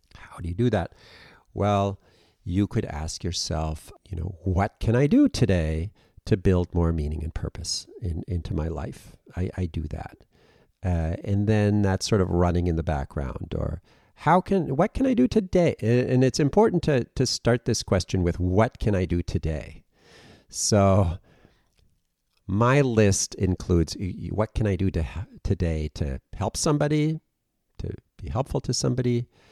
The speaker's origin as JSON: {"language": "English", "region": "Western Massachusetts", "country": "United States", "tie": "born or raised there", "also_born_or_lived": "Germany", "said": "I was born in Germany, and then I grew up in Western Mass and moved back and forth between Germany and, and Massachusetts a, a bit"}